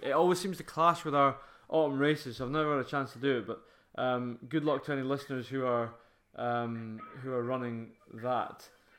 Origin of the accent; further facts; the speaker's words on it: Fife, Scotland, United Kingdom; I'm being from Fife.